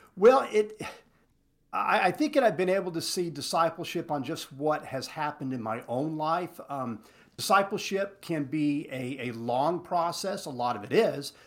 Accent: Texas Panhandle, United States; I'm from the Panhandle

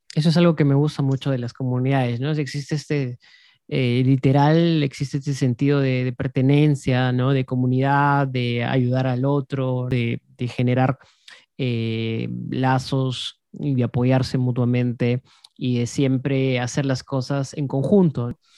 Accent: Cusco, Peru; yo que vengo de Cusco

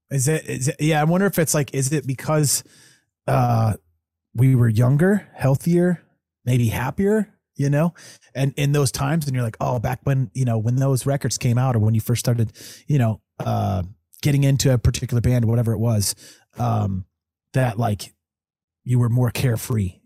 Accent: Evergreen, Colorado, United States; also born or lived in Denver, Colorado; I was born down in Denver, but, you know, li, grew up in Evergreen

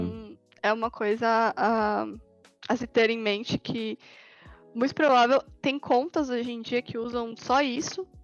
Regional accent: Brazil; eu sinto isso como brasileira

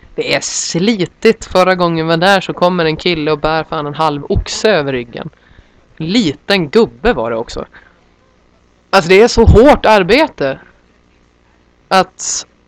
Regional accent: Sweden; now in Santiago, Chile; De tittar ju på mig som jag vore liksom från månen när jag säger Sverige

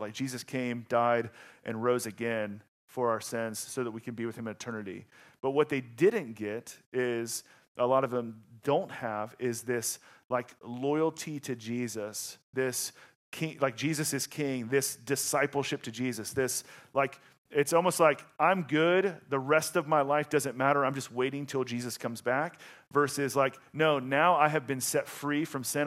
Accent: the South, United States; moved away; I'm from the South

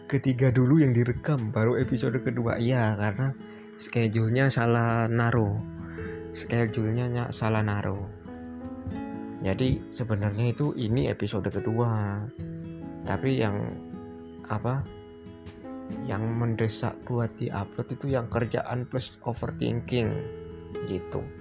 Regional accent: Muara Teweh, Central Kalimantan, Indonesia; karena di daerahku ini tergolong daerah pedalaman di Kalimantan Tengah bukan di Kalimantan Tengah provinsinya Kal Kalimantan Tengah Palangkaraya bukan loh ya ini agak ke dalam dikit nama kotanya Muara Tewe

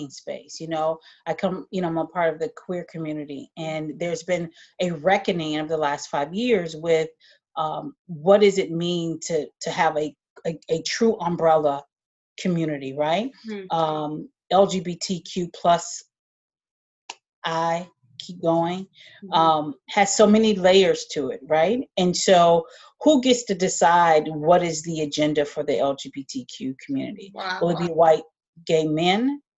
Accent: Alabama, United States; moved away; I grew up in Alabama, and I decided to leave Alabama

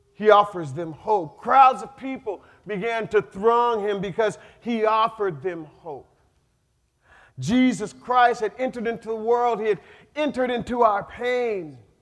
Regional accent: North Pole, Alaska, United States; born or raised there

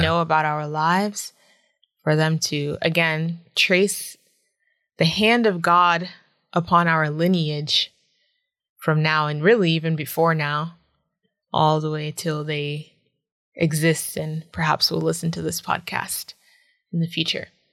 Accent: Randolph, Massachusetts, United States; moved away as an adult; also born or lived in Boston, Massachusetts / Florida; now in Changchun, China; I grew up in Randolph

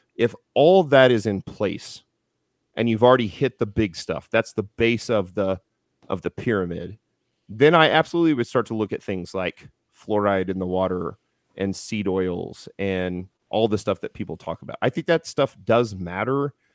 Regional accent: Houston, Texas, United States; now in Missouri, United States; I was born in Houston

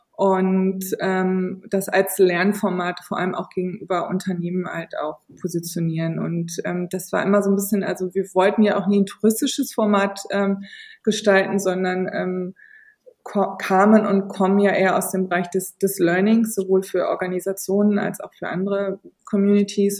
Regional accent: region near Lengerich, North Rhine-Westphalia, Germany; in Längerich-Westfalen, das ist der nächste kleine Bahnhof aus der Region, wo ich aufgewachsen bin

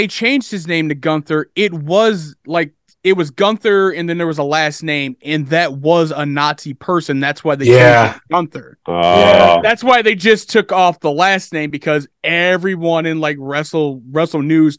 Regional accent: Buffalo, New York, United States; I'm from Buffalo.

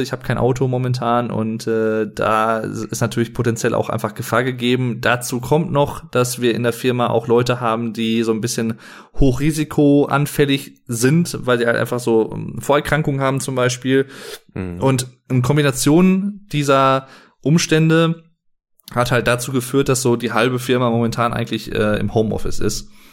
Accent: Sauerland, North Rhine-Westphalia, Germany; wie man bei uns im Sauerland sagt

